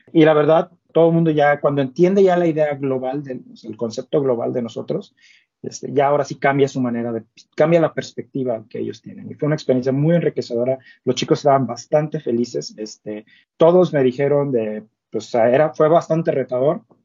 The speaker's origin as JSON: {"language": "Spanish", "town": "Ciudad Victoria", "region": "Tamaulipas", "country": "Mexico", "moved": "as an adult", "lives_now": "Monterrey, Mexico", "said": "pues yo siendo norteño, o sea, soy de Ciudad Victoria, pero me mudé a Monterrey cuando inicié mi carrera"}